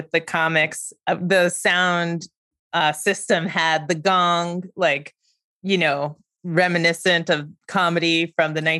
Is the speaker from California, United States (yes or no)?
no; Great Neck, New York, United States; I grew up in Great Neck